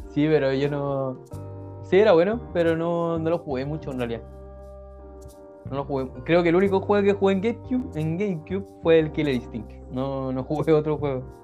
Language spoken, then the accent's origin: Spanish; Coquimbo, Chile; yo ahora vivo en la cantera, Coquimbo pero gran parte de mi infancia lo viví en Sindempar